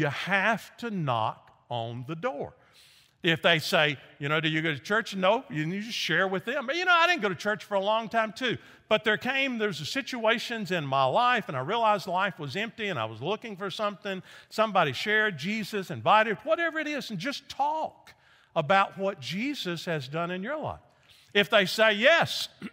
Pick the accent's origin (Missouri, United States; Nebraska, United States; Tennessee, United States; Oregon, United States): Tennessee, United States; Nashville; moved away as an adult; also born or lived in Memphis, Tennessee; I grew up in Nashville, Tennessee, joined a church, got baptized